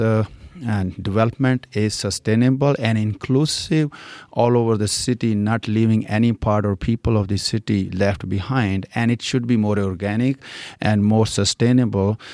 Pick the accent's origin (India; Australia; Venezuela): India; accent: Indian; English is a second language; moved away as an adult; also born or lived in California; now in Fishers, United States; I was born and raised in India, and when I was 21, I came to U.S.